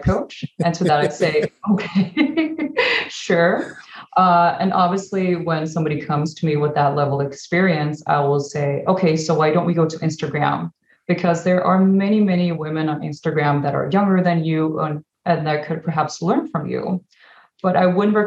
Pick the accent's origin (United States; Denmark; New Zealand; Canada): Denmark; moved away; I was born in Denmark and education is free